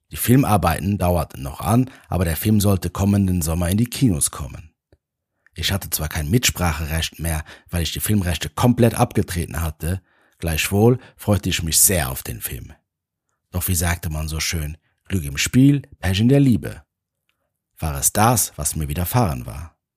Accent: Luxembourg; now in Vienna, Austria; Mein Plan war es, in meine Heimat nach Luxemburg zu fliegen. Ich lebte schon seit einigen Jahren in Wien

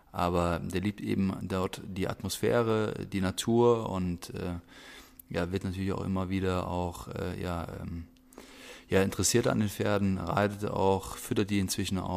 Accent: Rhineland-Palatinate, Germany; dadurch, dass ich aber auch sehr ländlich aufgewachsen bin im Westerwald, da bist du mit Tieren aufgewachsen

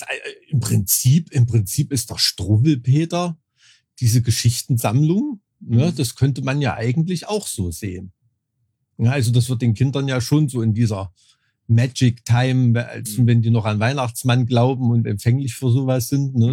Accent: Thuringia, Germany; mit dem ich aufgewachsen bin in Thüringen

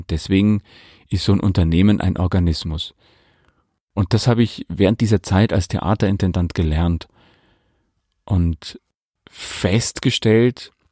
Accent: Bavaria, Germany; now in Leipzig, Germany; Ich stamme aus der Oberpfalz in Bayern und äh, liebe meine Heimat, den Oberpfälzer Wald, genauso wie das Gewusel der Großstadt.

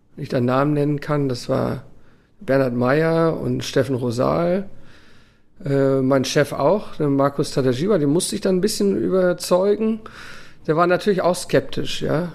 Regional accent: Germany; moved away as an adult; now in Abu Dhabi, United Arab Emirates; so sind wir aufgewachsen in Deutschland

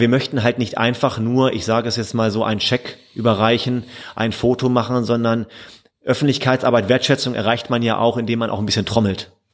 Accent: Hildesheim, Lower Saxony, Germany; also born or lived in Münsterland / Rhineland; now in Mülheim, Germany; Ich komme ursprünglich aus der Nähe von Hannover, aus ah. Hildesheim

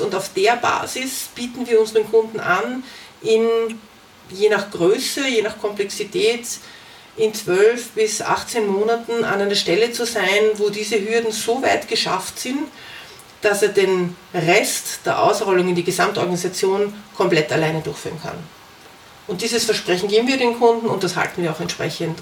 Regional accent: Vienna, Austria; also born or lived in Germany; aus Wien

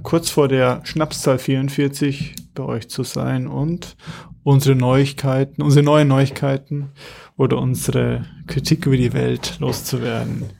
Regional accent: Munich, Bavaria, Germany; als Münchner

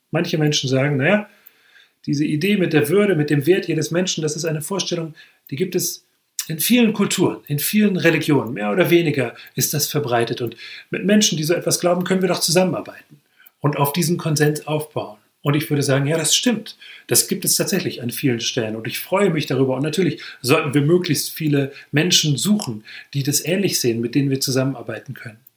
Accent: Hesse, Germany; Wenn ich zum Beispiel in meinem Heimatort umherlaufe, das ist ein kleines Dorf in der Nähe von Marburg im hessischen Hinterland

